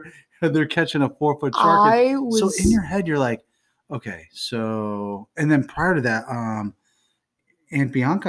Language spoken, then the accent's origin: English; Florida, United States; We're from Florida